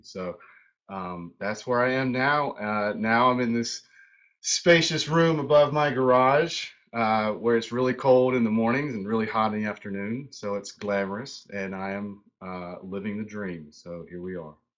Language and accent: English; High Point, North Carolina, United States; moved away as an adult; now in Charlotte, United States; I grew up in High Point, so I uh, High Point, North Carolina